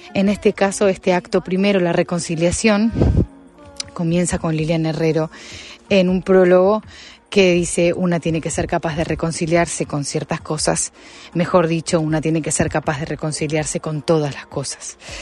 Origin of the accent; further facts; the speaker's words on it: Argentina; moved away as an adult; now in Madrid, Spain; mi vida de extranjera. Yo hace 15 años que vivo en Madrid y bueno, escribo desde lejos eh, para mi tierra. Escribo absolutamente tomada por la música de raíz argentina